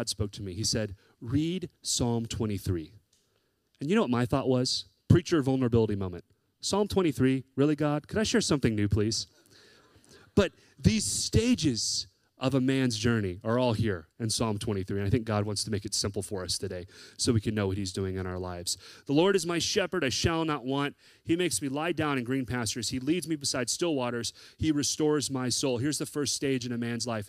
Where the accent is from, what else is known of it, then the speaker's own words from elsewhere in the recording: the South, United States; I grew up in the South